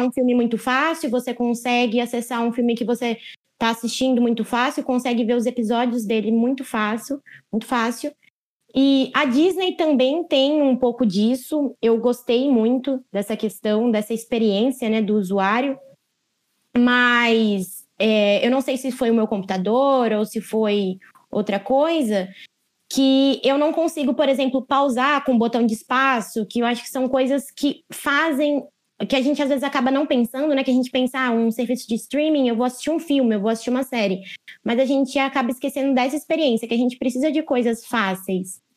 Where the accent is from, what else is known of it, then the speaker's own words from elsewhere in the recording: Brazil; eu sou brasileira